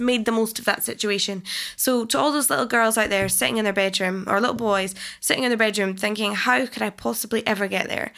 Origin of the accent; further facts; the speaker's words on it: Falkirk, Scotland, United Kingdom; when I was growing up in Scotland, I literally got bullied left, right and centre in school